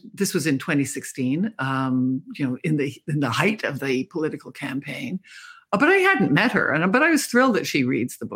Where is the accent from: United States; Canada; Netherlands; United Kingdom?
Canada; I'm a Canadian.